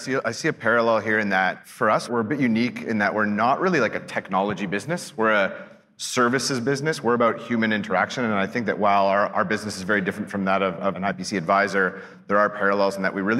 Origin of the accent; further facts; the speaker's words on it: Quebec, Canada; also born or lived in Toronto; I'm from Quebec, I'm a Torontonian